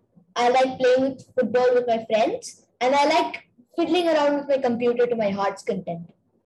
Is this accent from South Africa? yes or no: no; Singapore; I am from Singapore and I am 11 years old.